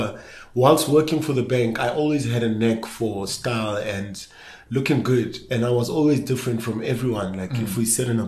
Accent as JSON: {"language": "English", "town": "Johannesburg", "region": "Gauteng", "country": "South Africa", "tie": "born or raised there", "said": "growing up in Soweto, Johannesburg"}